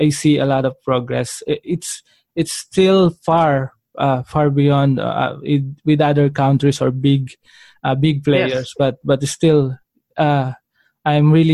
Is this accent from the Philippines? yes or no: yes; Philippines; growing up as a Filipino